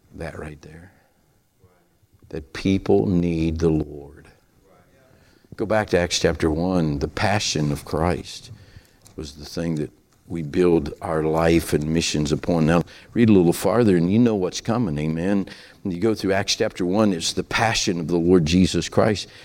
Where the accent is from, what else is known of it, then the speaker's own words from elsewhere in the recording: Appalachia, United States; accent: hillbilly; that's my hillbilly accent